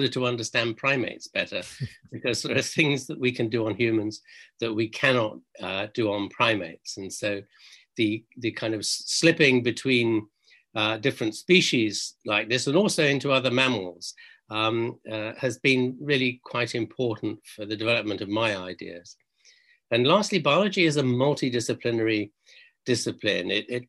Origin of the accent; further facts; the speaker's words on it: Tanga Region, Tanzania; moved away; One is I grew up in East Africa in this place called Tangup here on the top right-hand corner of mainland Tanzania, Tanganyika as it was then.